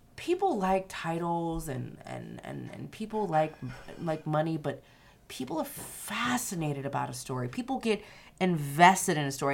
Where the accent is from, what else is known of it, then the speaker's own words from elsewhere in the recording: Louisiana, United States; I am from Louisiana